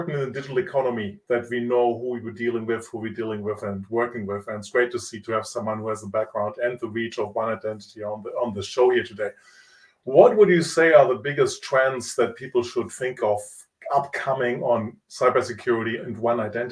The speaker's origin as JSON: {"language": "English", "country": "Italy", "tie": "born or raised there", "first_language": "Italian", "second_language": "English", "moved": "yes", "said": "I grew up in Italy. I speak Italian longer than English."}